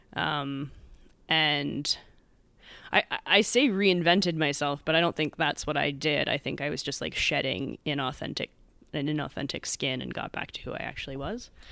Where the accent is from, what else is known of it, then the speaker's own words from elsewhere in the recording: United States; moved away as an adult; also born or lived in San Diego; I grew up in suburbia outside Manhattan